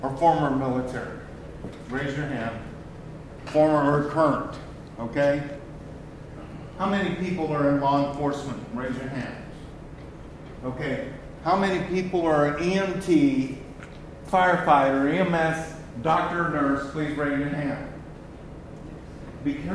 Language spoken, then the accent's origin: English; Texas, United States; I am a Texan first